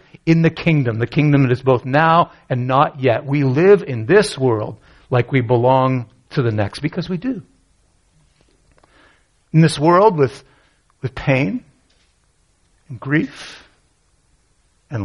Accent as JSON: {"language": "English", "country": "Canada", "tie": "born or raised there", "said": "I grew up in Canada"}